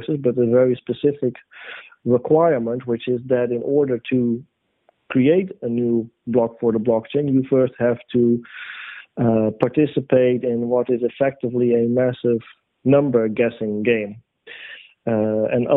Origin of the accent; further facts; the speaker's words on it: Netherlands; my home country, the Netherlands